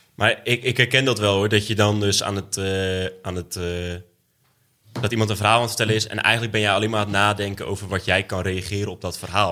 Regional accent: edge of the Bible Belt, Netherlands; Ik kom uit de Bijbelbelt. Nou, ik kom niet uit de bijbel Net op de grens van de Bijbelbelt

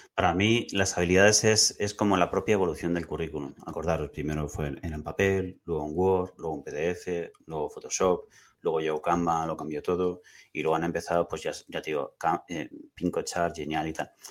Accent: Madrid, Community of Madrid, Spain; also born or lived in Barcelona; now in Tarragona, Spain; Yo soy de Madrid

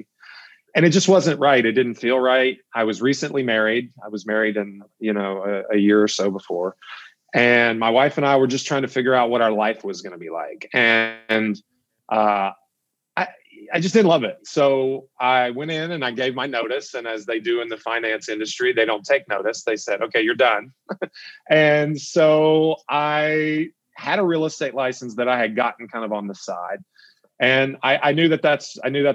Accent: Elizabethtown, Kentucky, United States; Elizabethtown is my hometown

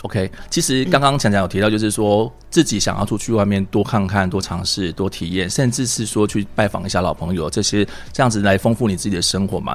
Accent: Taiwan; 待在我们台湾这边

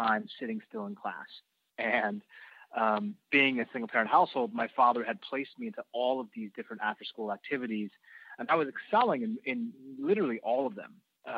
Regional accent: Seattle, Washington, United States; I grew up in the Seattle area in the Pacific Northwest

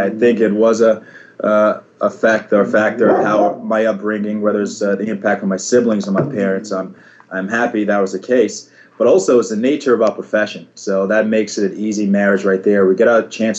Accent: New York, United States; moved away as an adult; now in Chicago, United States; I'm from New York, Karen's current neck of the woods.

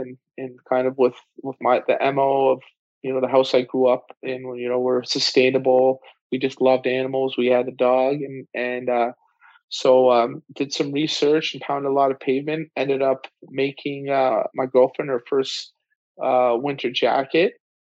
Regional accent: Toronto, Ontario, Canada; also born or lived in British Columbia; my hometown, Toronto

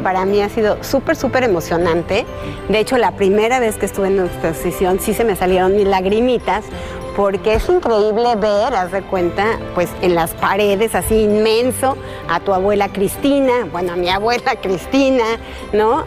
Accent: Mexico; nuestras tradiciones mexicanas

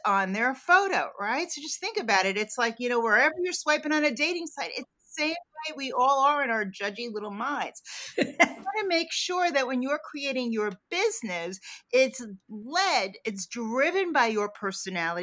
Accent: New York, United States; I'm a New Yorker. I was a downtown girl growing up.

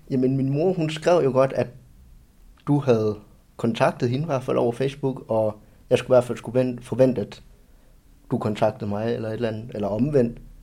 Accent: Silkeborg, Central Denmark Region, Denmark; also born or lived in China; født i Kina, og min hjemby jeg er Silkeborg, og der er jeg vokset op

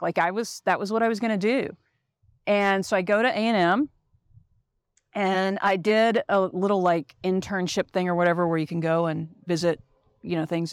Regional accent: Dallas, Texas, United States; now in Colorado, United States; I grew up in Dallas, Texas

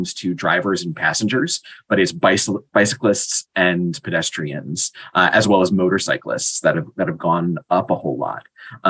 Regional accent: United States; as American

